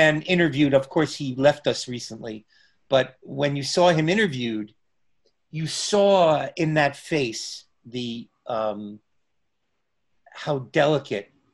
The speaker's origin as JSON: {"language": "English", "region": "New Jersey", "country": "United States", "said": "I'm a Jew from New Jersey"}